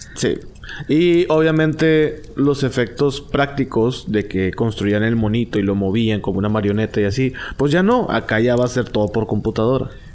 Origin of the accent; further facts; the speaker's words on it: Mexico; yo soy mexicano